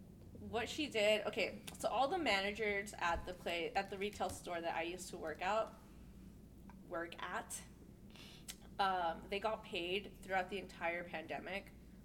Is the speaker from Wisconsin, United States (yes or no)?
no; Utah, United States; Like, yep, I'm from Utah.